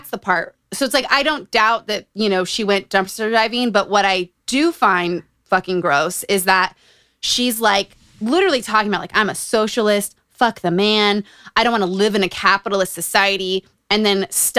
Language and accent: English; Utah, United States; Growing up in Utah